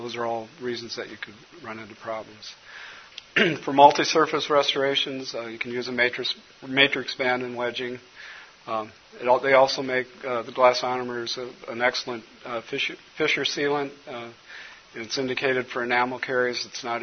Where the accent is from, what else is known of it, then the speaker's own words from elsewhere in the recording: Colorado, United States; now in Minnesota, United States; when I was growing up in Colorado